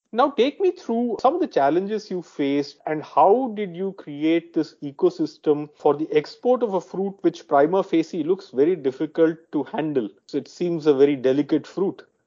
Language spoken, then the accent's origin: English; near Trichy, Tamil Nadu, India; I come from the south. I come from Tamil Nadu, near Trichy